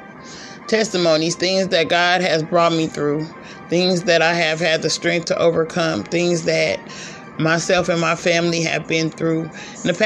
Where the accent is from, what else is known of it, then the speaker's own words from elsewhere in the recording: California, United States; moved away as an adult; also born or lived in Las Vegas, Nevada / Georgia; now in Arkansas, United States; I'm from California